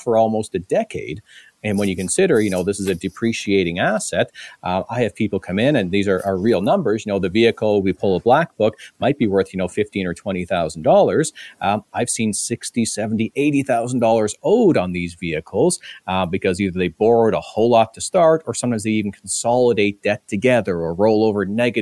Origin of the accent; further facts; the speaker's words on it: Ontario, Canada; now in British Columbia, Canada; I'm from Ontario originally. It's going back 15 years now